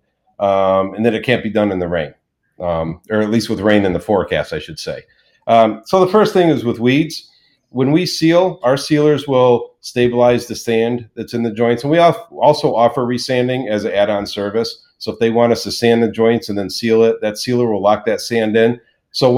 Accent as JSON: {"language": "English", "region": "Florida", "country": "United States", "tie": "born or raised there", "also_born_or_lived": "Charleston, South Carolina", "said": "we decided to come to Florida, which is originally where I was raised."}